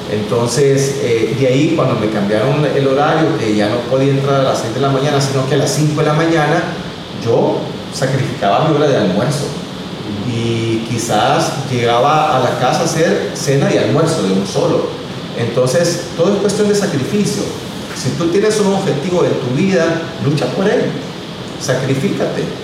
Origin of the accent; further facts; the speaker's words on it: El Salvador; yo empecé como buen salvadoreño a, como decimos, a rebuscarme para darle lo mejor a mi hija y eh, trabajé eh, de bodeguero en una máquina en la zona franca de San Marcos.